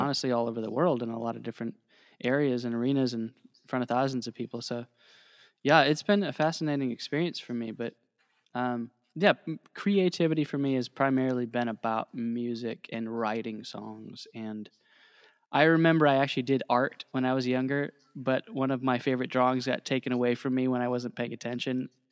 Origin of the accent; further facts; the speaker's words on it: Ohio, United States; moved away as an adult; also born or lived in Indiana; I grew up in Ohio